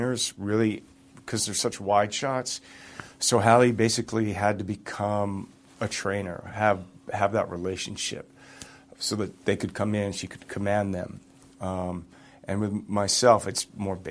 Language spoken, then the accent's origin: English; Toronto, Ontario, Canada; I grew up in Toronto, played a lot of hockey